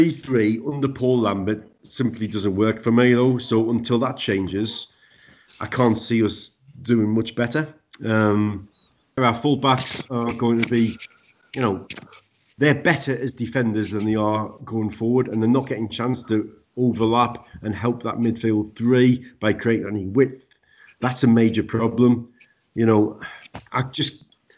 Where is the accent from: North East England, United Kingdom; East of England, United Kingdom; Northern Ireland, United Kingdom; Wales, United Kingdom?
North East England, United Kingdom; Sunderland; a team 282 miles away from my home, as opposed to Sunderland, which was 2 miles away from my house